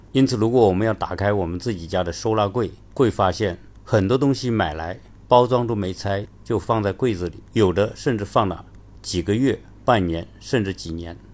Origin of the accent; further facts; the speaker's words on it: China; 我们中国人